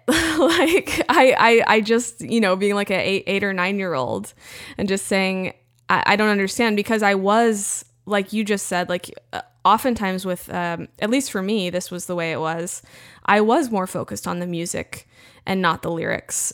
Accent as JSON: {"language": "English", "region": "Central Texas", "country": "United States", "tie": "born or raised there", "said": "growing up in Central Texas"}